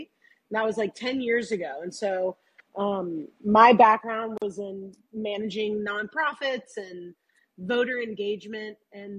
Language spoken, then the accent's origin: English; Louisville, Kentucky, United States; moved away as an adult; also born or lived in New York; So I grew up in Kentucky. I grew up in Louisville, and vowed when I graduated high school that I'd never ever live in Kentucky again, and fled to either coast for many years, where I met Julia in New York.